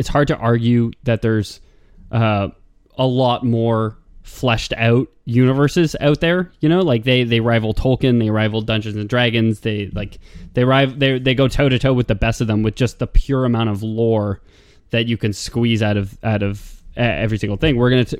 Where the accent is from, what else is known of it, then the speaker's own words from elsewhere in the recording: Lithuania; Sorry, I'm from Lithuania. That's the expression there.